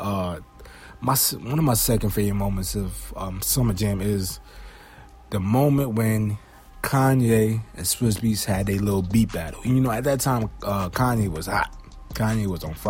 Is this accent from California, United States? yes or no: no; New York City, New York, United States; I'm from Brooklyn